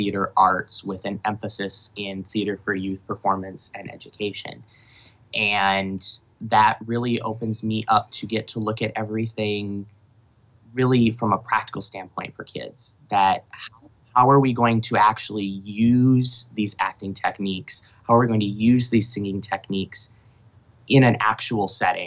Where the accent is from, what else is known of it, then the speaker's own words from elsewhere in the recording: Eau Claire, Wisconsin, United States; the university in my hometown, the University of Wisconsin, Eau Claire